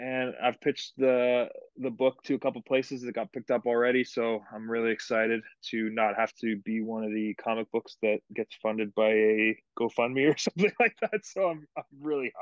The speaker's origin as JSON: {"language": "English", "country": "Canada", "moved": "as an adult", "lives_now": "United States", "said": "my home country of Canada"}